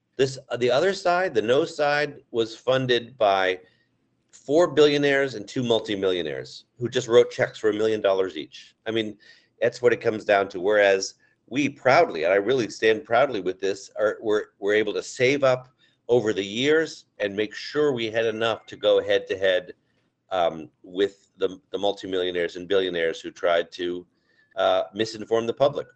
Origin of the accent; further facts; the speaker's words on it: Amherst, Massachusetts, United States; I'm from Amherst, so we have a little cross river rivalry